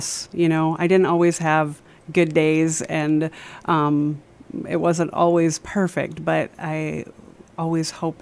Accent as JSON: {"language": "English", "town": "Bemidji", "region": "Minnesota", "country": "United States", "tie": "born or raised there", "said": "I was raised in Bemidji and grew up in a Christian"}